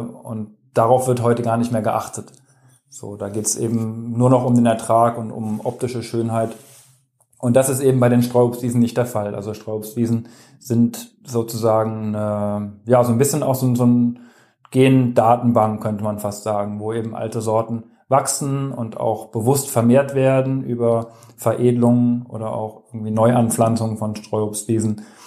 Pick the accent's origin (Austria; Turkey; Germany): Germany; in dem Dorf, wo ich aufgewachsen bin, also in Kitzführ am BC